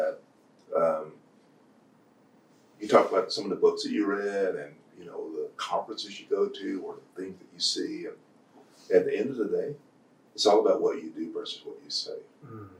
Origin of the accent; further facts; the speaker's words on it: Purcell, Oklahoma, United States; growing up in Purcell, Oklahoma